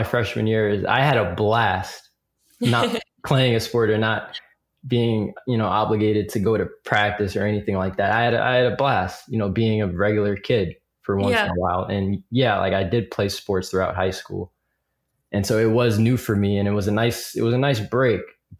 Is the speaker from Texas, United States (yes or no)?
no; Piscataway, New Jersey, United States; how does he know I'm from Piscataway? But then I realized I had a bracelet on that said the Piscataway Chiefs, which is our high school.